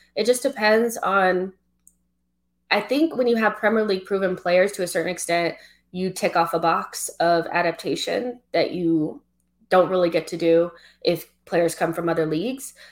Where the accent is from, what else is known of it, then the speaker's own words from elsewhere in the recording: United States; I'm African American, you know, I don't have any like none of my family is like from any of the islands or Africa like closely